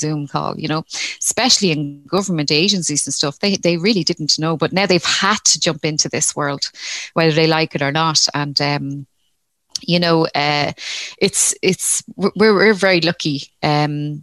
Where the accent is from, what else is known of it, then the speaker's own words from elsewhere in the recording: Dublin, Leinster, Ireland; now in Rosslare Harbour, Ireland; I'm from Dublin originally, so I'm a city girl originally, but I live in Rosslare Harbour.